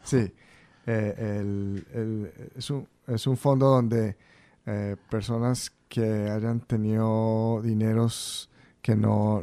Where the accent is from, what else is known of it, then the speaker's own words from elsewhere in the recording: Central Falls, Rhode Island, United States; nacimos yo y mis otros dos hermanos en Central Falls crecimos en Central Falls